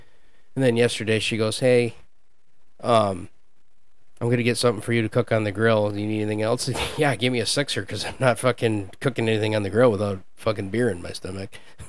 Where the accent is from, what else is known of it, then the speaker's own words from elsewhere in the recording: Bay City, Michigan, United States; I'm from Bay City.